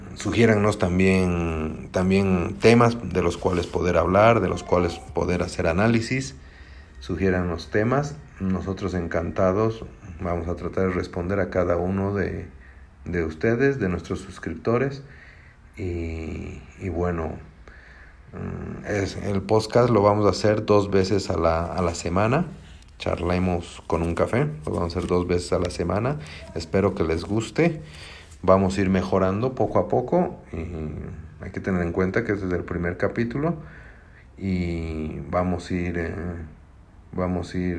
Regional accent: Bolivia; mi tierra es Bolivia

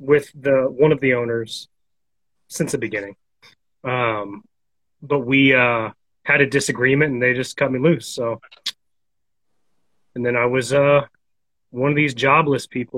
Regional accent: Oklahoma, United States; from Oklahoma, America, U.S. of America

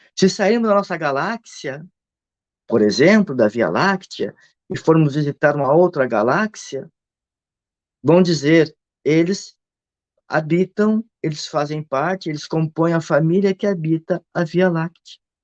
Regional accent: Rio Grande do Sul, Brazil; eu sou do Rio Grande do Sul

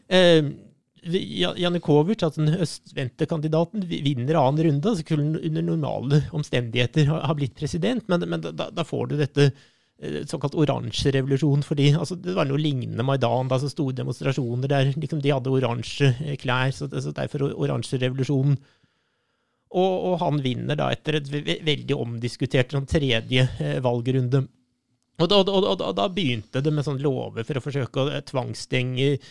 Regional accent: Norway; jeg er historiker fra Norge

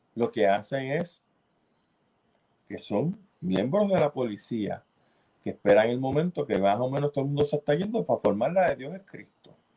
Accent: Puerto Rico; nosotros venimos diciendo que aquí en Puerto Rico

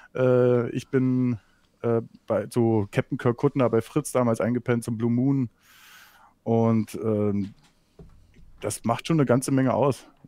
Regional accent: East Germany, Germany; ich komme aus dem Osten, aber ich komme nicht aus Sachsen

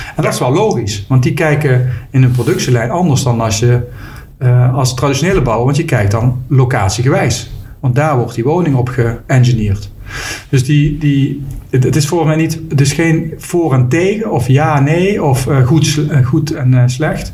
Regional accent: Limburg, Netherlands; ik woon in Limburg. Geboren en getogen in Limburg

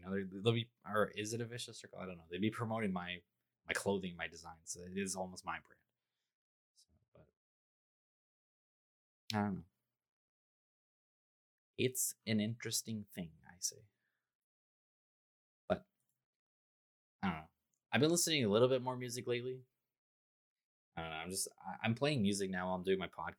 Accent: Toronto, Ontario, Canada; I'm from Toronto

